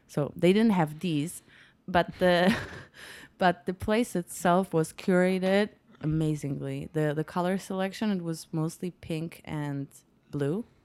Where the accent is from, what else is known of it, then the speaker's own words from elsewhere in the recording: Poznań, Greater Poland, Poland; also born or lived in New York; I'm from Poland. I was born and raised in Poland.